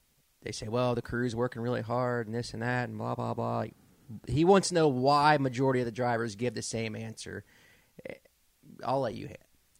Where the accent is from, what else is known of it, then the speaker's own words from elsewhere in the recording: Lawrenceburg, United States; We're going to Lawrenceburg, my hometown